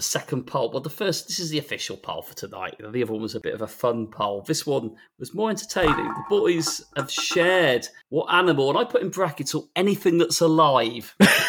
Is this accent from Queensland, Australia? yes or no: yes; Queensland, Australia; One that I spent my childhood terrified of as a Queenslander was the Gimpy Gimpy. Know your shrubs before visiting Australia, my dudes